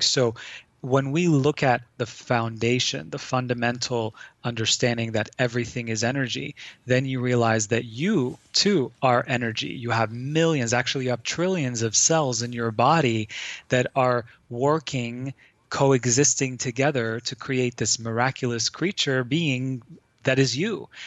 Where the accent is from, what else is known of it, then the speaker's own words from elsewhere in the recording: Lebanon; I grew up in Lebanon um, during the Civil War